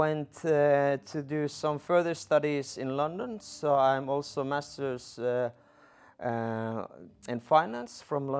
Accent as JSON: {"language": "English", "region": "Lapland", "country": "Finland", "tie": "born or raised there", "second_language": "English", "said": "So I'm originally from Sami reindeer herding family, north from Inari"}